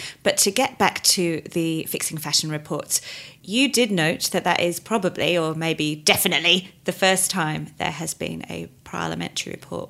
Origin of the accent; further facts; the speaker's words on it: United Kingdom; now in Sydney, Australia; Now, I'm based in Sydney, although I'm obviously British.